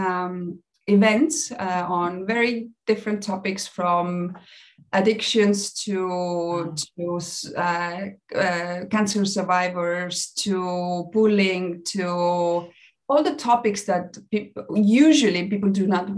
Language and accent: English; Estonia; moved away as an adult; now in Mexico; I'm originally from Estonia. I moved to Mexico almost 10 years ago.